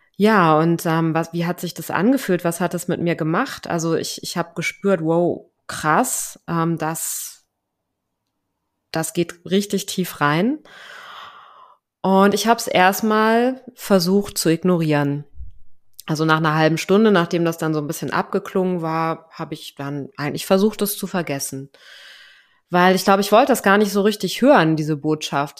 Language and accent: German; Germany; moved away as an adult; deutsche Staatsbürgerin bin ich natürlich noch nach wie vor